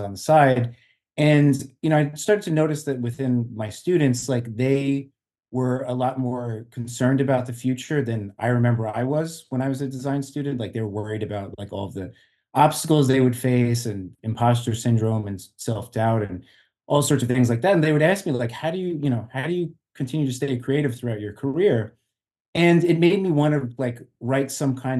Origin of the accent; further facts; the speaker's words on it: Long Island, New York, United States; now in Jersey City, United States; I'm actually originally from Long Island, and I basically moved from Long Island to Jersey City